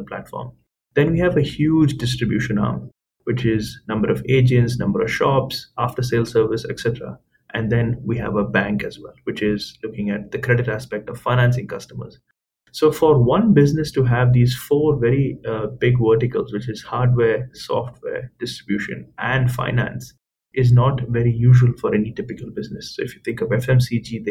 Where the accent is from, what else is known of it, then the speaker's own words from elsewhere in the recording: India; moved away; I'm Indian, I've grown up in India